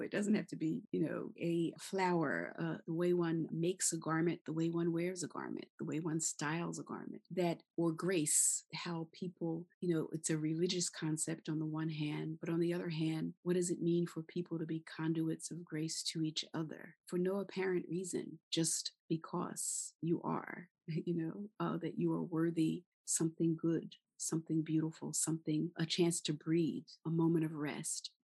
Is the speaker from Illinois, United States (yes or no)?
no; Philadelphia, Pennsylvania, United States; born or raised there; now in New York, United States